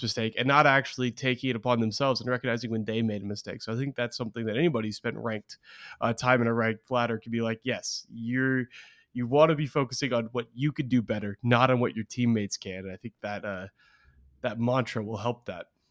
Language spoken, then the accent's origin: English; Beaverton, Oregon, United States; moved away; born and raised in Beaverton, Oregon.